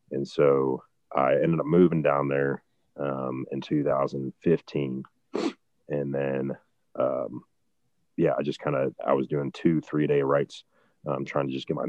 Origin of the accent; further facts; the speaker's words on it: Ohio, United States; and then I was like the guy from Ohio